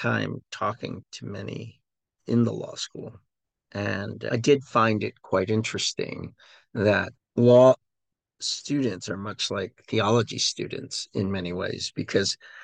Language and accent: English; United States; we as American veterans